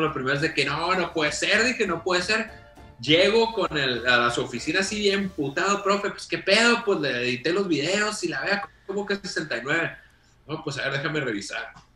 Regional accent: Los Mochis, Sinaloa, Mexico; moved away as an adult; also born or lived in Monterrey; yo crecí en Mochis

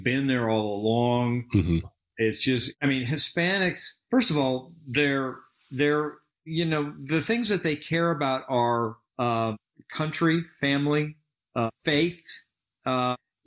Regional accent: Colorado, United States; moved away as an adult; now in Texas, United States; I grew up in Colorado

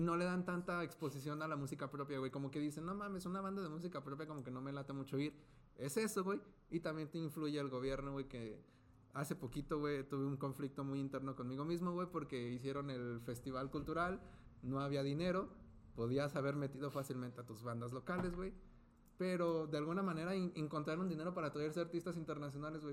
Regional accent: Zapopan, Jalisco, Mexico; moved away; Soy de Guadalajara

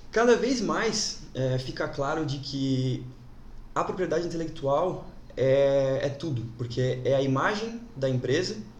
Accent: Jaraguá do Sul, Santa Catarina, Brazil; sou natural de Araguá, nascido e criado aqui

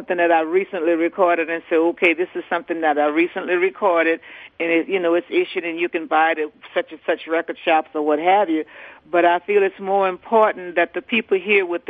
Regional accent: New Orleans, Louisiana, United States; I'm from New Orleans. We don't get starstruck over nobody here.

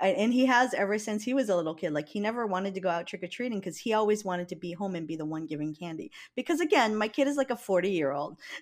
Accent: Hawaii, United States; I'm from Hawaii

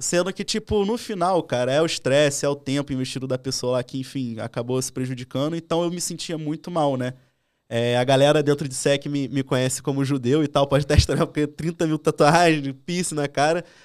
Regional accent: Rio de Janeiro, Brazil; eu sou do Rio, eu sou cria do Lido, né? Então, tipo, cresci galera do Tabajara

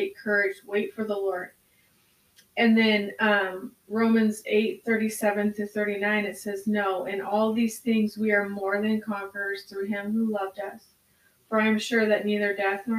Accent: United States; as an American culture

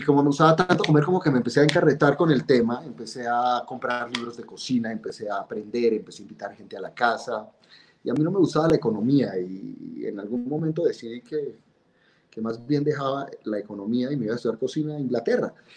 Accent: Bogotá, Colombia; yo nací en 1970 en Bogotá. Eh, un niño normal, cachaco completamente

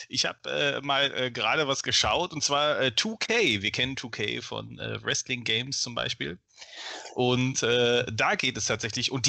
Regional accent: Ruhr area, North Rhine-Westphalia, Germany; ich komme aus dem Ruhrgebiet

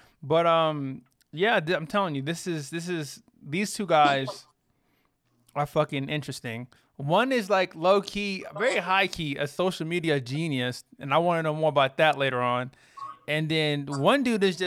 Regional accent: Texas, United States; moved away; I'm from Texas

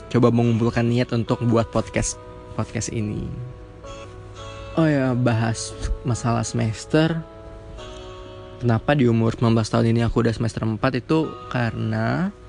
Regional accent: Palembang, South Sumatra, Indonesia; Aku 19 tahun, lahir di Palembang. Jadi aku orang Sumatera. Lahir di Palembang dari SD, SMP, SMA dan kuliah. Masih tetap di Palembang

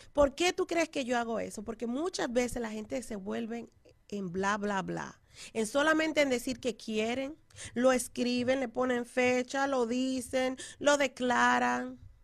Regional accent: Dominican Republic; moved away; estoy hablando así como dominicana

